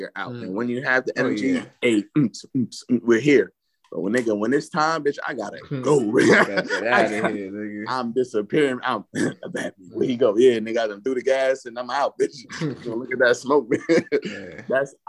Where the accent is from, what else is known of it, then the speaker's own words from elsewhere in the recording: New York, United States; I'm from New York